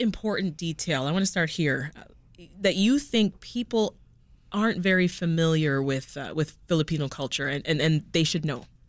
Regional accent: Jamaica; now in Chicago, United States; I'm an immigrant myself, born and, and raised in, in Jamaica

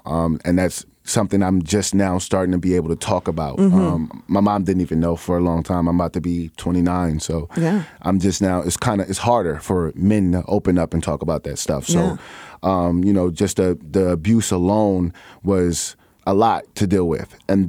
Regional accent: Chicago, Illinois, United States; Well, I'm from the North Side of Chicago. Oh, I like to say that I'm from everywhere because I lived so many places growing up, but my heart has always been here, Ch

